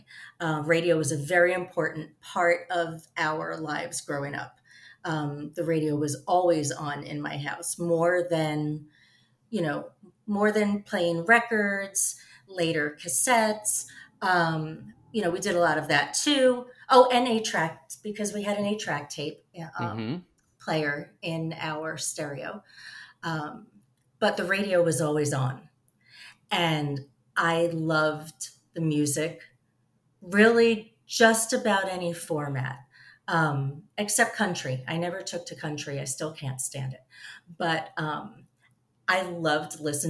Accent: New York City, New York, United States; I grew up in Staten Island

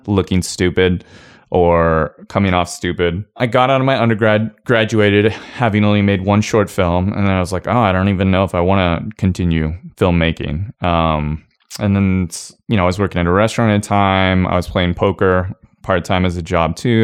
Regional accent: Kona, Hawaii, United States; moved away; also born or lived in Portland, Oregon / Idaho; I grew up in Hawaii

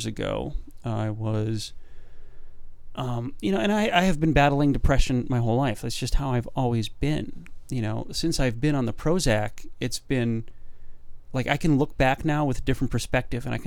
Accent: United States; as an American male

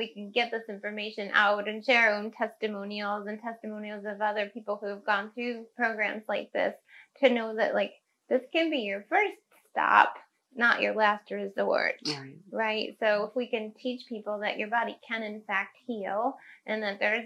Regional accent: Cayuga Lake, upstate New York, United States; where I grew up on Cayuga Lake in upstate New York

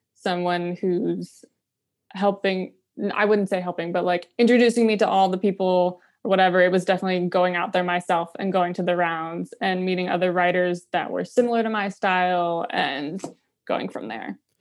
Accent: Pinehurst, North Carolina, United States; moved away as an adult; also born or lived in New York City; now in Nashville, United States; I'm originally from Pinehurst, North Carolina, which is just a bunch of golf courses and retirees

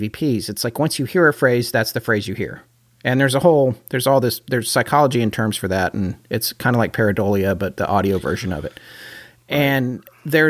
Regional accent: Denver, Colorado, United States; I grew up in Denver for several years

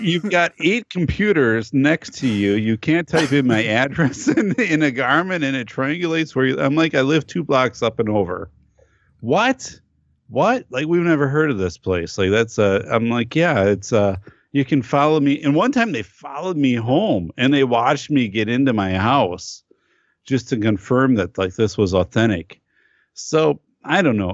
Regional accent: northern Wisconsin, United States; I grew up up north in Wisconsin

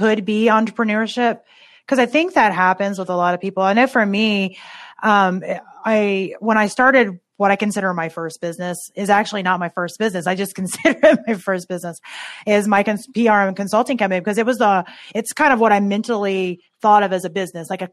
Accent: Tennessee, United States; moved away as an adult; now in Ohio, United States; I grew up in Tennessee-ish, but just from 7 until when I graduated. And I live in Ohio now.

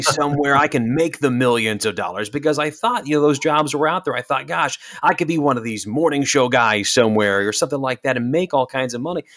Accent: Salina, Kansas, United States; moved away as an adult; also born or lived in North Dakota; now in Milwaukee, United States; I'm born and raised in Kansas, so I'm a Kansas boy by heart. I'm from Salina

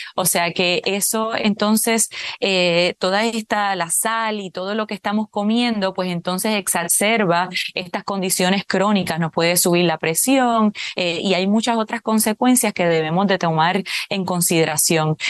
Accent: Puerto Rico; aquí en Puerto Rico, por ejemplo, que es de donde yo soy

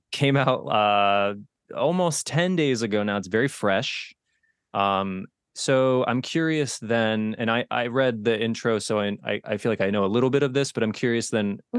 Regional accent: Connecticut, United States; we are both from Connecticut. We are both raised in Connecticut

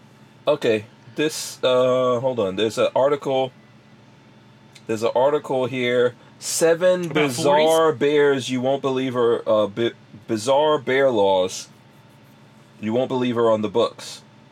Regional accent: New York City, New York, United States; When growing up in New York

